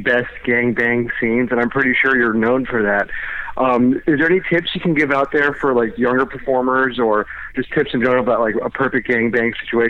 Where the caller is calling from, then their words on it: Orlando, Florida, United States; I'm calling in from Orlando, Florida.